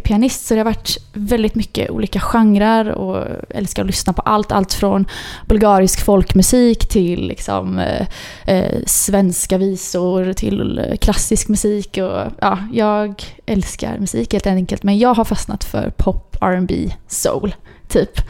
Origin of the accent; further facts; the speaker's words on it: Mölndal, Västra Götaland, Sweden; jag är eh, född och uppvuxen i Mölndal